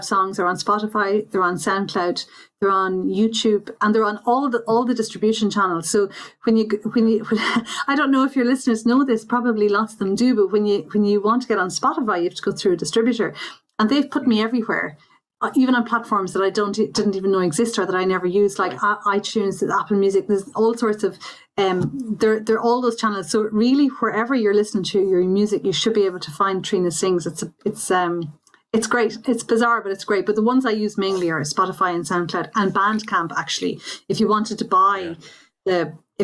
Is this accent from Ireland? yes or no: yes; Belmullet, Connacht, Ireland; I was brought up in Belmullet, County Mayo